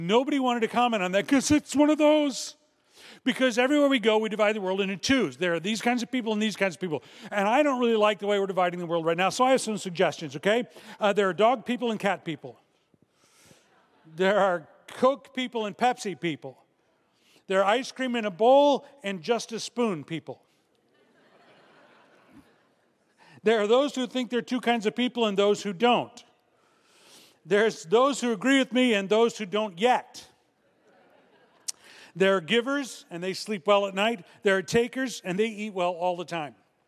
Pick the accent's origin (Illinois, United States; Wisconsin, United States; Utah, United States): Illinois, United States; Chicago; I'm from Chicago